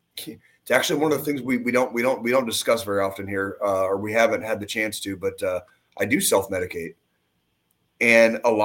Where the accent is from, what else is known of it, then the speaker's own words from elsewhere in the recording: Tucson, Arizona, United States; now in Kansas City, United States; I grew up where I grew up in Tucson